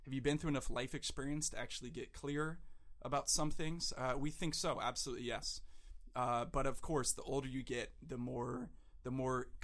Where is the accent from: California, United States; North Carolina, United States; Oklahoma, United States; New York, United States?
California, United States; South Orange County; now in San Diego, United States; Was born and raised in South Orange County